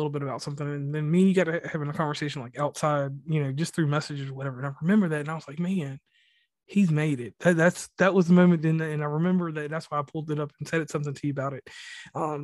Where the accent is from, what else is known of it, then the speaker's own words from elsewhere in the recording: Mid-Atlantic, United States; also born or lived in West Virginia; I am from the Mid-Atlantic, but I'm from the country